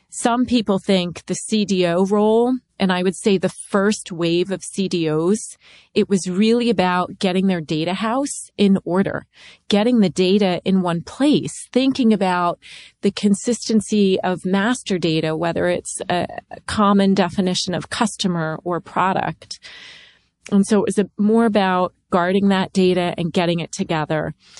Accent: Maryland, United States; I grew up in Maryland during the Redskins heyday

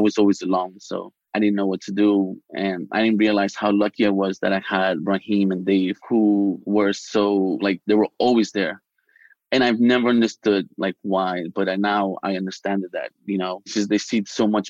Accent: New York City, New York, United States; Me growing up in the Bronx

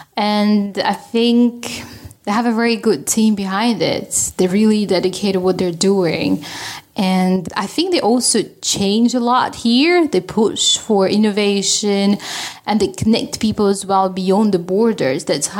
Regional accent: Russia; now in Sweden; I'm Russian.

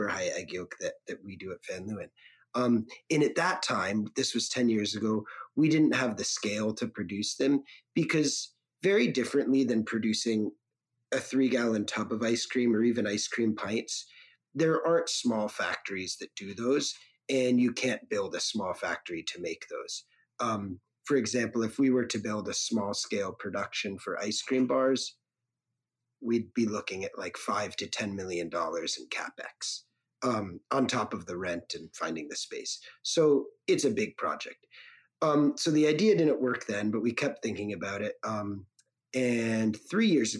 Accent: Connecticut, United States; driving Good Humor ice cream trucks where I grew up in Connecticut.

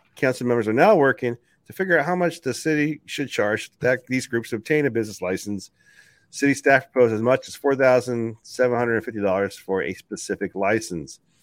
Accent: United States; I, as an American

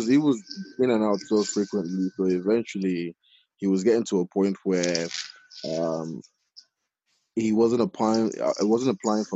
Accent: Nigeria; moved away; I was born in Nigeria. Myself and all my sisters, we were born in Nigeria

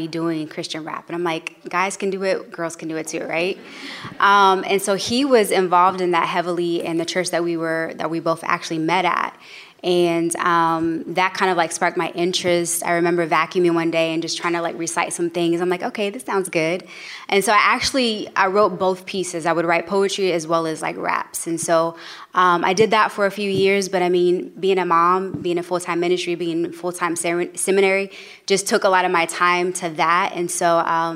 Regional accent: Kansas City, Missouri, United States; now in Long Beach, United States; currently located in Long Beach, California, originally from Kansas City, Missouri.

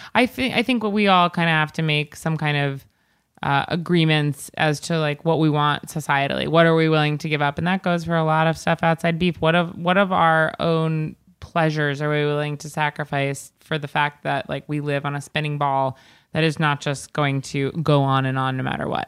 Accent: East Coast, United States; I'm from the East Coast

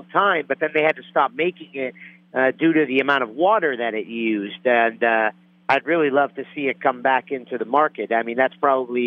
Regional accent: Northeast, United States; I'm from from the Northeast. It's like a swamp up there

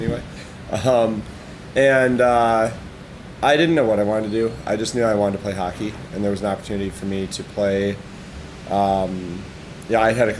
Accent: Syracuse, New York, United States; moved away; also born or lived in Wisconsin / Ironwood, Michigan / Marquette, Michigan / Chicago; Grew up in upstate New York

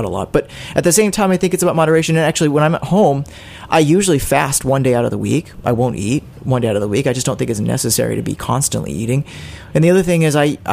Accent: Kansas City, Missouri, United States; when I grew up in Kansas City, there were maybe one or two restaurants

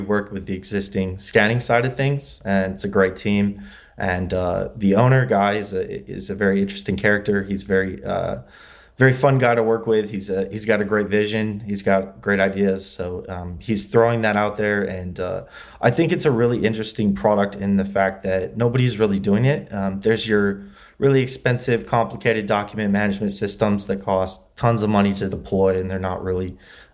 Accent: LaGrange, Indiana, United States; born or raised there; moved away as an adult; also born or lived in Muncie, Indiana; now in Los Angeles, United States

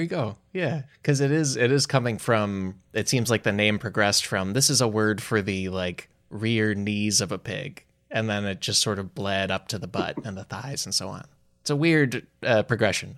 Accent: Chicago, Illinois, United States; growing up in Chicago

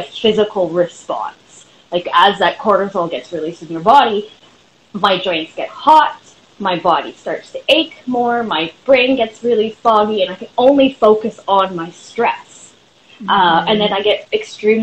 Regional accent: Vancouver, British Columbia, Canada; I'm from Vancouver, British Columbia, Canada

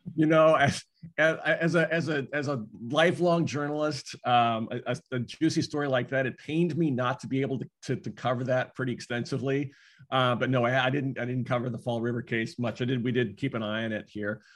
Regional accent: Washington, United States; my home state of Washington, well, our home state uh, here of Washington

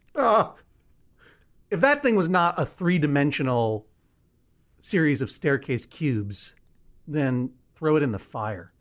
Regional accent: Boston, Massachusetts, United States; also born or lived in Brookline; when I was growing up in Brookline and Boston

